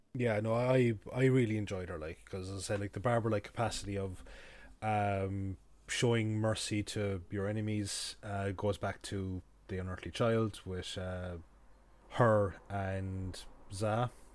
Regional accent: Kerry, Munster, Ireland; now in Cork, Ireland; I'm from Kerry

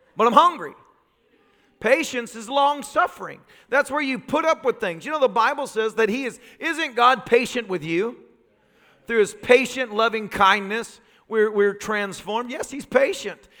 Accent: the South, United States; growing up in the South

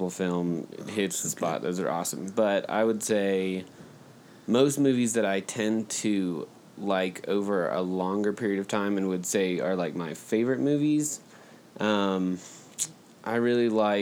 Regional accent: Alabama, United States; I'm from Alabama, like Keller. Grew up down the road from Keller

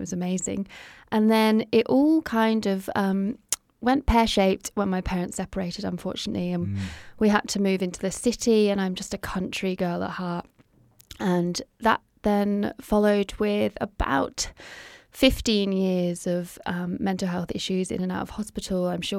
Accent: United Kingdom; now in Australia; So you might be able to hear that I'm not from Australia originally. So

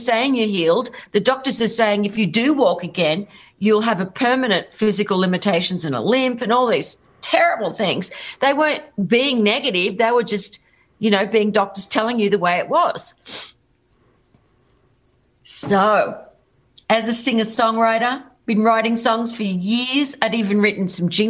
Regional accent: Australia; So I'm Australian. G'day. And I was a rock singer in Australia

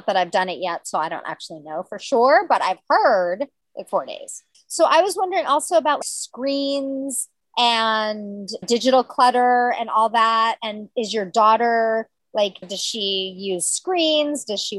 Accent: United States

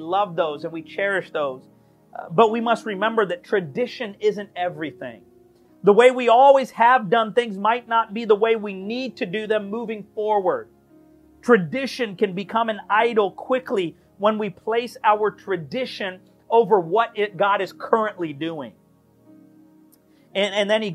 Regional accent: United States; we are Americans

